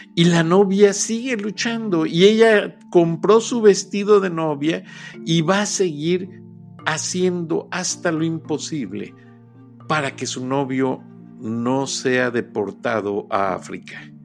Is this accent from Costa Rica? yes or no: no; Mexico; also born or lived in Gwinnett, Georgia, United States; now in United States; El otro tipo de inmigrante somos los mexicanos y somos mayoría